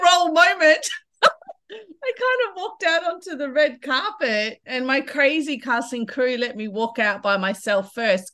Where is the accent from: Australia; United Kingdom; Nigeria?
Australia; Kimberley and Pilbara, Western Australia; also born or lived in Broome; traditionally, I'm a Kimberley woman. I'm a Nuggala Jundu from Noongar and Yarru country, so Brimbiggle Bay. But I grew up in the Pilbara as well